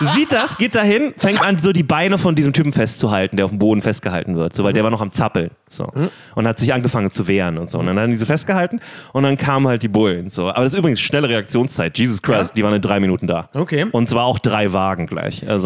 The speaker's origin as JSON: {"language": "German", "region": "Berlin", "country": "Germany", "tie": "born or raised there", "said": "Wir sind beide in Berlin groß geworden, auch mehr oder weniger in derselben Gegend"}